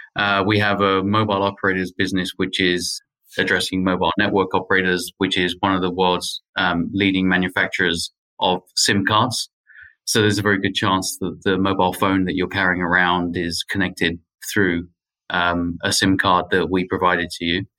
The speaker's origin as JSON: {"language": "English", "country": "United Kingdom", "tie": "born or raised there", "also_born_or_lived": "United States", "moved": "as an adult", "lives_now": "Paris, France", "said": "If my accent's not a giveaway already, then I grew up in the UK and I moved to the US about 10 years ago"}